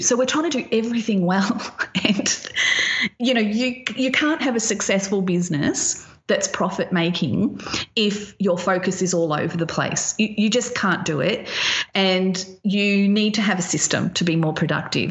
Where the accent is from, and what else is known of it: Australia